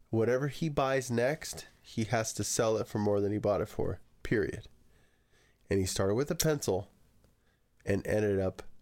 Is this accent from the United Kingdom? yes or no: yes; Scotland, United Kingdom; I'm Scottish.